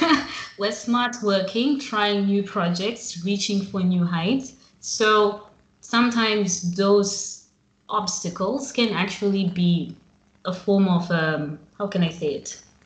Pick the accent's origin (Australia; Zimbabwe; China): Zimbabwe; moved away as an adult; now in Milan, Italy; I'm from Zimbabwe